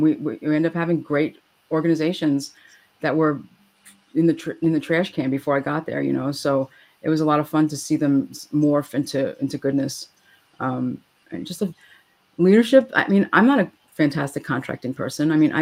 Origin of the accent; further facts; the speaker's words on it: New York, United States; So I'm a New Yorker.